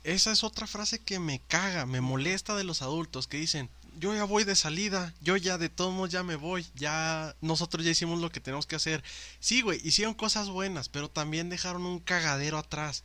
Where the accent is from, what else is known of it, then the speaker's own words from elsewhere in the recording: Mexico; soy moreno, soy mexicano